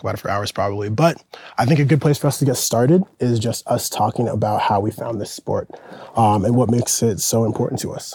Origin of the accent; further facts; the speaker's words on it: Portland, Oregon, United States; moved away as an adult; now in New York, United States; from Portland, Oregon. Been living in New York the past six or so years